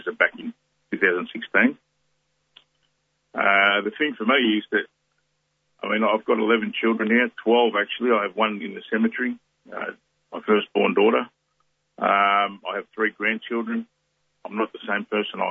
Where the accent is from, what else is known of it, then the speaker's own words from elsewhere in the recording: Melbourne, Victoria, Australia; also born or lived in Tonga; I grew up in Australia